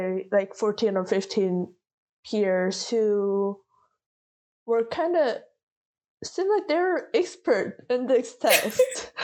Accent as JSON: {"language": "English", "country": "South Korea", "tie": "born or raised there", "first_language": "Korean", "second_language": "English", "moved": "yes", "said": "English is not my first language. I read better, I understand better, I speak better in Korean. Mm-hmm. Just because I spent way more time in Korea"}